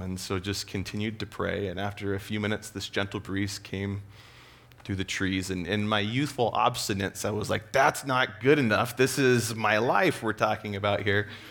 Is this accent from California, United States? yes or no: yes; Escondido, California, United States; I grew up in Southern California, Escondido area.